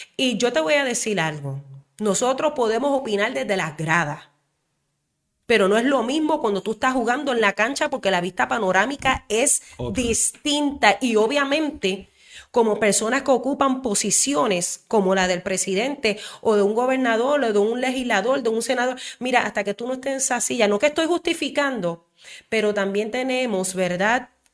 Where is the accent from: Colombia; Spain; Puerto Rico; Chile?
Puerto Rico; also born or lived in Isabela, Puerto Rico; como mujer puertorriqueña